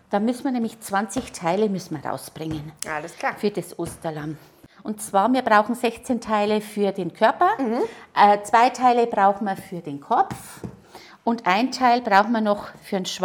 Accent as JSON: {"language": "German", "town": "Neumarkt", "region": "Bavaria", "country": "Germany", "lives_now": "Ingolstadt, Germany", "said": "Ich komme aus Neumarkt, ja."}